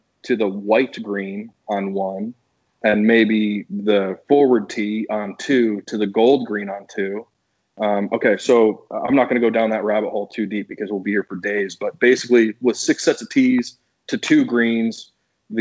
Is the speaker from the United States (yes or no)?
yes; Newtown, Connecticut, United States; moved away as an adult; also born or lived in Florida; Newtown's such a good place. It's such a great place to grow up.